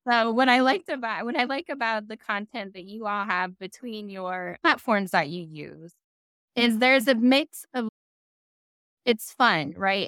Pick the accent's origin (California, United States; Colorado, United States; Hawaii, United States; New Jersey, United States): Hawaii, United States; Kailua; moved away; this is where I'm from.